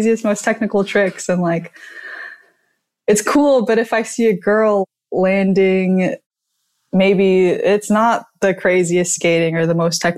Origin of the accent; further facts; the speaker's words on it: Southern California, United States; grew up in SoCal